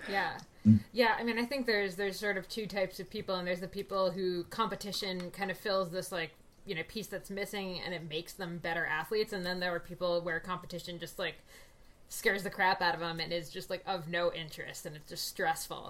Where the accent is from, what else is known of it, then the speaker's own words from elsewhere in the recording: New Jersey, United States; growing up in New Jersey, I wasn't an active kid